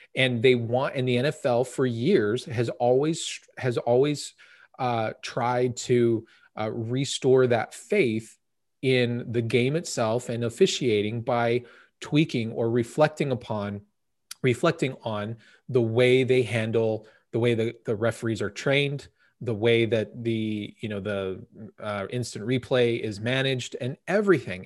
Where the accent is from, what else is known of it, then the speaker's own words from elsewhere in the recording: United States; we as American citizens